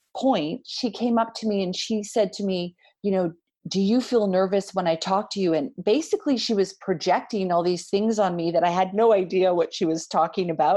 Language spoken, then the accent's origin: English; Canada; being, you know, from Canada, being North American